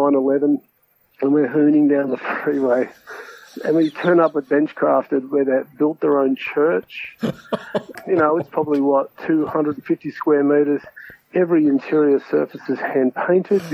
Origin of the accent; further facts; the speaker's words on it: Ballina, New South Wales, Australia; also born or lived in Byron Bay / Brisbane; I grew up in Ballon in New South Wales, which is a coastal town